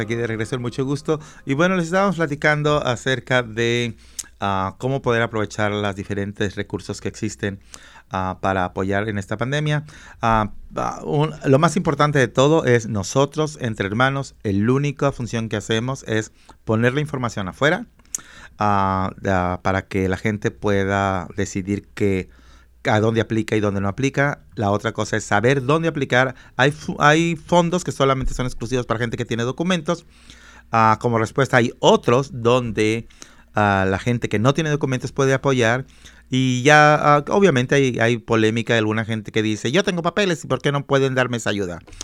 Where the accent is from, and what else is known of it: Mexico; moved away